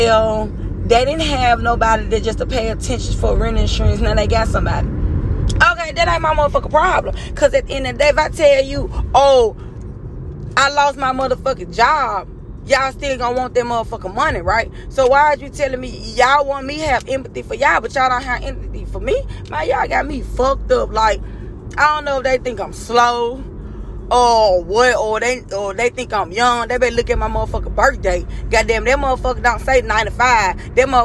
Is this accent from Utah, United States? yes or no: no; Memphis, Tennessee, United States; moved away; I'm from Memphis